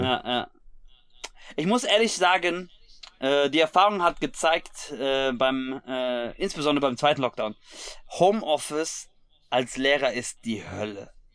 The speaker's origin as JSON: {"language": "German", "region": "Hesse", "country": "Germany", "said": "als Hesse"}